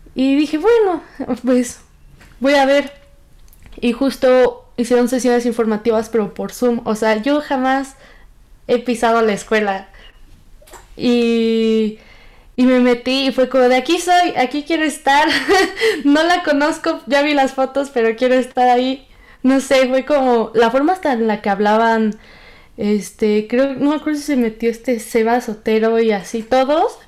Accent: Hidalgo, Mexico; yo soy de Hidalgo

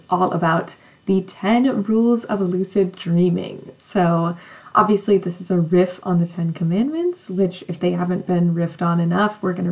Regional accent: California, United States; I grew up on like, it's not like the true coast of California, but like out pretty close to the beach.

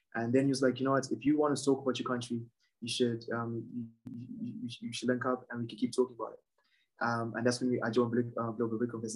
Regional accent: Zimbabwe; I'm from Zimbabwe. And in Zimbabwe, we've suffered from about two hyperinflations

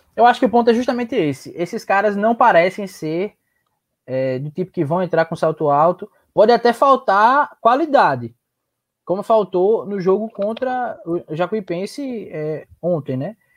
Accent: João Pessoa, Paraíba, Brazil; also born or lived in Petrolina / Recife / Solânea; Na, nascido em Petrolina, é, crescida ali um pouquinho em Recife, mas criada aqui em João Pessoa

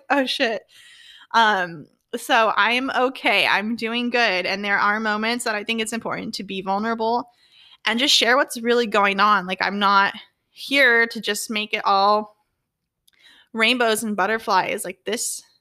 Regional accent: Orange County, California, United States; I'm from California. I grew up in Orange County

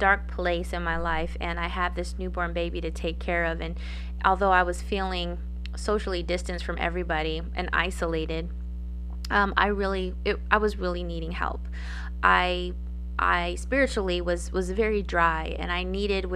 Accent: Gallup, New Mexico, United States; my hometown of Gallup, New Mexico

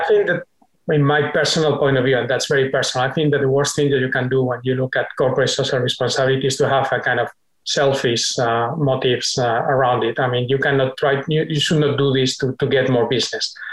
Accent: Spain; now in United States; a longer stay in my home country

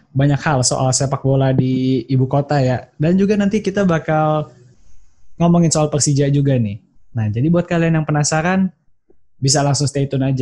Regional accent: Jakarta, Indonesia; Gue sebagai orang Jakarta ya, jujur aja ya.

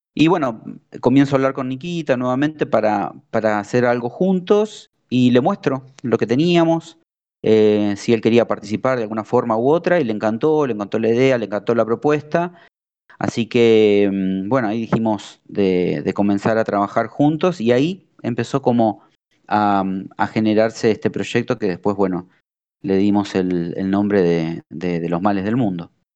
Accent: Argentina; la primera banda argentina

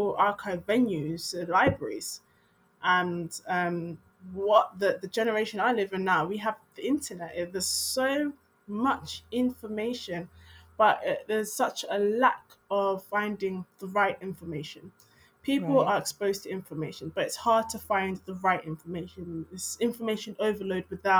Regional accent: London, United Kingdom; born or raised there

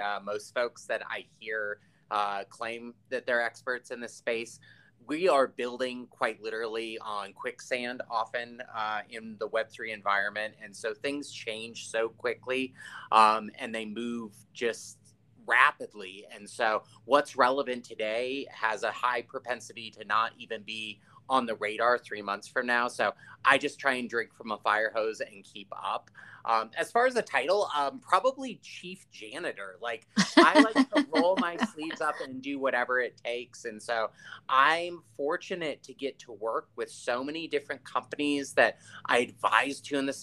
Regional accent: Palo Alto, California, United States; moved away; we're both from the Bay Area. And so for me, Miami right now is the closest that I ever felt to what being a kid in Palo Alto was.

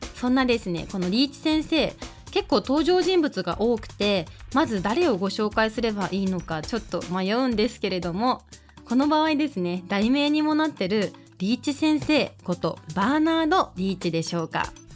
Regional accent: Iizuka, Fukuoka, Japan; now in Fukuoka, Japan; 私の故郷飯塚

